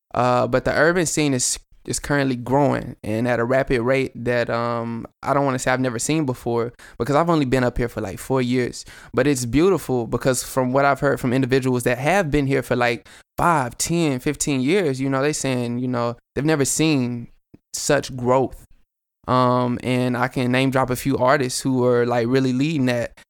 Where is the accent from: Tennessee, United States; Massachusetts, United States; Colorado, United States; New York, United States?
Tennessee, United States; Chattanooga; I'm from Chat